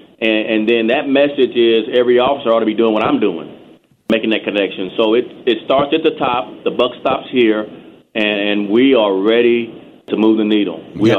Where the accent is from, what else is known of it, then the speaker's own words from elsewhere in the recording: Texas, United States; It was very difficult, actually. Texas is very segregated. There's a long history of inappropriate conduct by police officers.